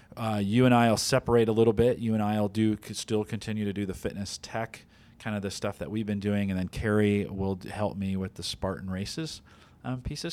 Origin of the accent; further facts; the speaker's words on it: the Bay Area, California, United States; moved away; I grew up in the Bay Area